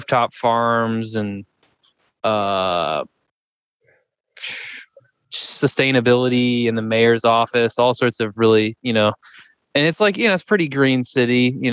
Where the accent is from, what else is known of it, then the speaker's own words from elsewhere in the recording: Dallas, Texas, United States; also born or lived in Hanover / Vermont; now in New York City, United States; I was born in Dallas and grew up eating a lot of meat